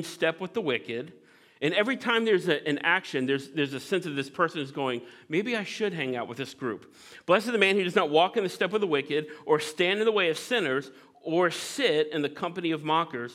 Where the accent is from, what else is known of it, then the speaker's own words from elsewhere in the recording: Midwest, United States; I grew up in the Midwest